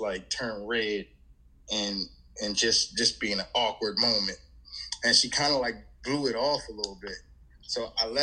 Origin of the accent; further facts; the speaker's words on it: Philadelphia, Pennsylvania, United States; it's my hometown team